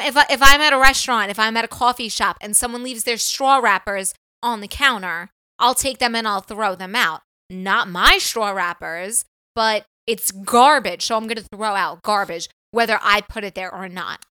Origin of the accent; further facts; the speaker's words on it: New York, United States; moved away as an adult; now in California, United States; we're from probably the East Coast